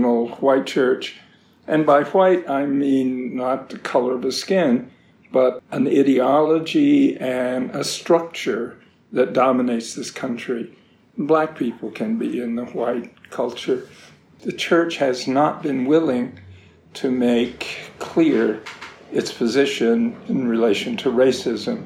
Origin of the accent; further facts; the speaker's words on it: the South, United States; also born or lived in North Carolina / Virginia; I grew up in North Carolina and Virginia